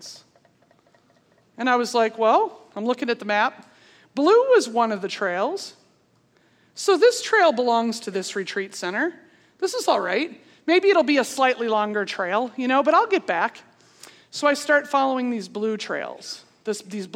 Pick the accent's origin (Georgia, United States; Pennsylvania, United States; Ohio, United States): Pennsylvania, United States; moved away; I'm from Pennsylvania.